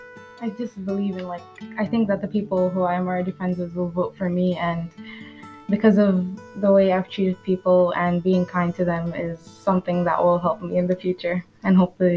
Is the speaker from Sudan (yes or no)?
yes; Sudan; now in Qatar; I'm 17. I'm from Sudan.